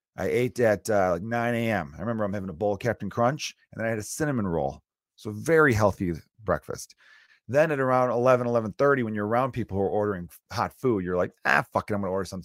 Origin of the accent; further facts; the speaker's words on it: United States; I'm American